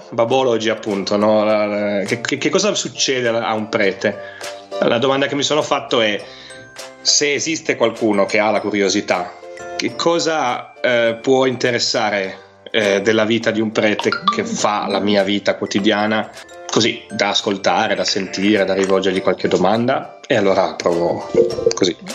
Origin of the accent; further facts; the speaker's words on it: Piedmont, Italy; accent: Piedmontese; io sono un piemontese, quindi ho la cantilena, allungo le, le vocali, allungo le finali.